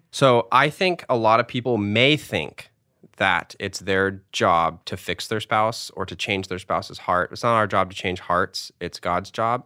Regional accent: United States; as an American kid

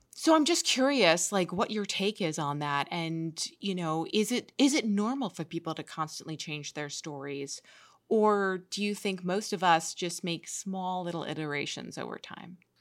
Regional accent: New York, United States; I grew up in New York, and uh, you know I love New York so much

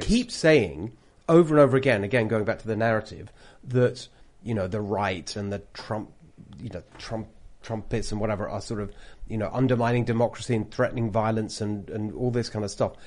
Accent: United Kingdom; accent: British; moved away as an adult; now in California, United States; I've got a British accent.

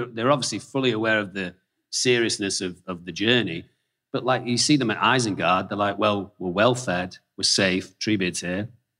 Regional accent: England, United Kingdom; myself being English

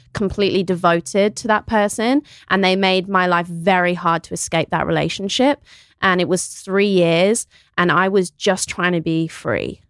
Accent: Kidderminster, West Midlands, United Kingdom; also born or lived in New York; now in Austin, United States; I'm from England. I'm from a small town called Kidderminster.

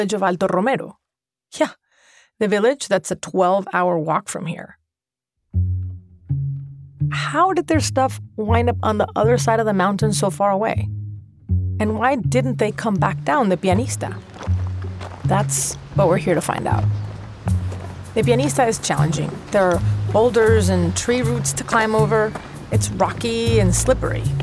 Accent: Caracas, Capital District, Venezuela; moved away; my hometown in Venezuela

